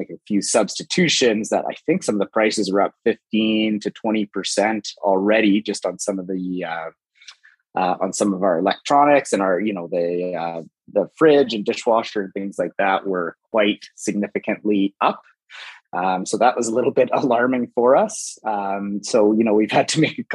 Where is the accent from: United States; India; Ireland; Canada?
Canada; Calgary, Alberta; I'm from Calgary, and I was born and raised in Calgary.